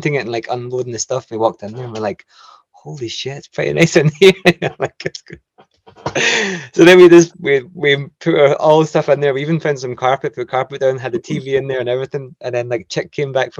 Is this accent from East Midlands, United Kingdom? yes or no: no; Chapelton, Scotland, United Kingdom; I'm from Chapelton